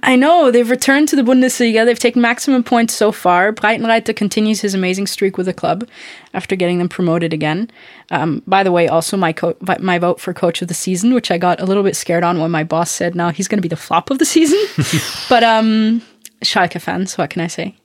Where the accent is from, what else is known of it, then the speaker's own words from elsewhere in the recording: Austria; moved away; I'm from Austria